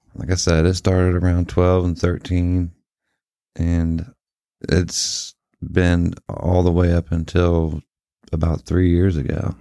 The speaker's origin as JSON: {"language": "English", "town": "Martinsburg", "region": "West Virginia", "country": "United States", "tie": "born or raised there", "said": "we made friends with the kids around the neighborhood once we did finally settle down in Martinsburg"}